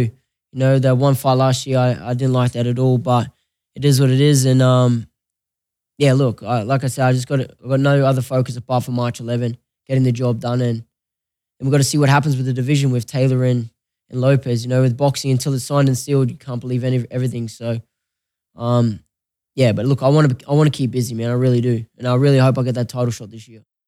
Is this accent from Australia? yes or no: yes; Australia; moved away as an adult; now in Las Vegas, United States; I'm Australian, I'm a proud Australian, always will be